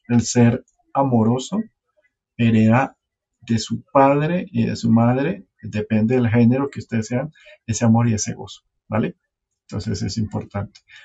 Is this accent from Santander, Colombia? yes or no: no; Santa Marta, Magdalena, Colombia; moved away; como yo me vine hace tanto tiempo de Santa Marta, en el tiempo que yo era pelado